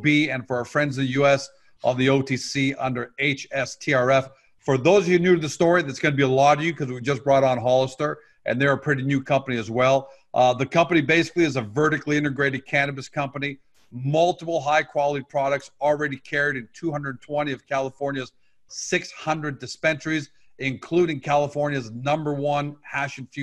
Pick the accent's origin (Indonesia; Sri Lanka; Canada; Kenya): Canada; I'm Canadian